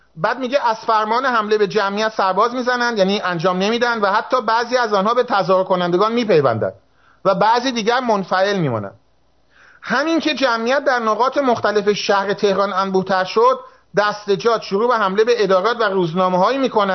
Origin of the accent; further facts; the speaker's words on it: Azeri, family in Tabriz, Iranian Azerbaijan, Iran; من آذریم و من میدونم که این درسته من خانوادم تبریز بود